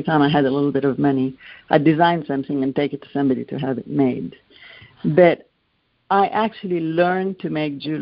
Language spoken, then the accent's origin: English; Lebanon; Growing up in Lebanon, all important events in your life are usually celebrated by a gift of jewelry